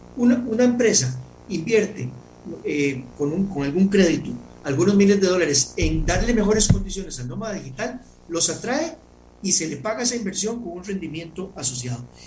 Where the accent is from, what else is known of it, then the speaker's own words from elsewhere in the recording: Costa Rica; como costarricenses.